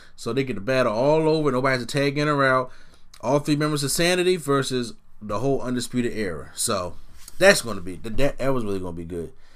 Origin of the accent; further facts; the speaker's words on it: Philadelphia, Pennsylvania, United States; the city of Philadelphia 'cause this is my hometown city